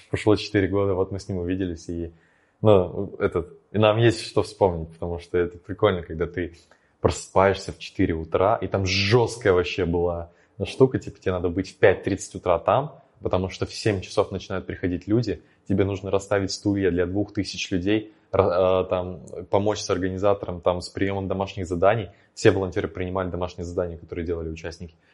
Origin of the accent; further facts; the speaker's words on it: Naberezhnye Chelny, Tatarstan, Russia; moved away as an adult; Вот мне 18 лет, мне вот я только переехал из Челнов, э, и я могу быть предпринимателем